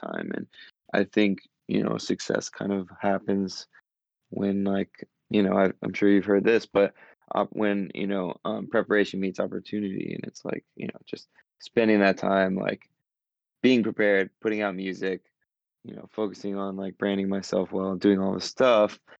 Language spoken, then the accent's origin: English; North Carolina, United States; moved away as an adult; I grew up in North Carolina